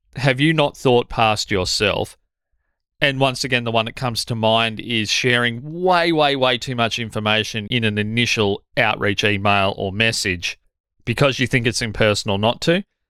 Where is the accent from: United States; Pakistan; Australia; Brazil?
Australia; as an Australian